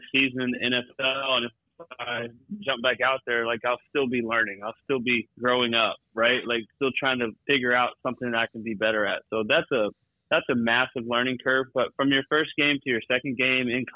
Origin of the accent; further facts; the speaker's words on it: Tuscola, Texas, United States; moved away as an adult; also born or lived in New York City / Washington, D.C. / San Francisco; growing up in Texas